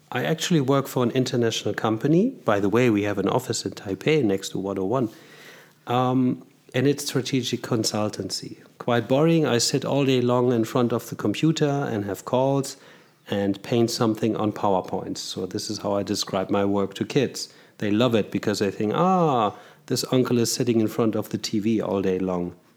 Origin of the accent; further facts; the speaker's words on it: Germany; moved away as an adult; now in Zurich, Switzerland; I was born in Germany, raised in Germany, and studied there